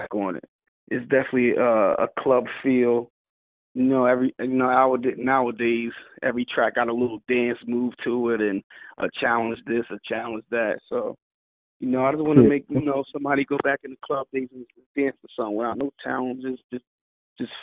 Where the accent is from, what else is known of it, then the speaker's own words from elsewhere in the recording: Cape May, New Jersey, United States; South Jersey. I'm from Cape May. It's at the bottom of the map.